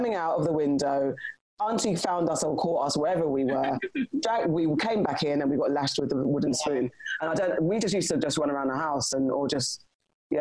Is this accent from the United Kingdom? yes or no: yes; London, United Kingdom; I grew up in Tooting Junction